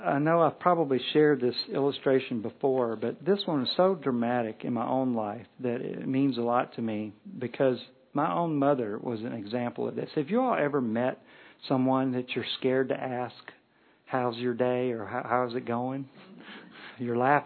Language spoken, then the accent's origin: English; Kentucky, United States; We're from Kentucky.